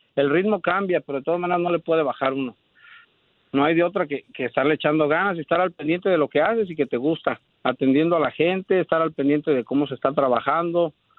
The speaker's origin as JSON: {"language": "Spanish", "region": "Michoacán", "country": "Mexico", "moved": "yes", "lives_now": "Dallas, United States", "said": "Nosotros somos este de Michoacán"}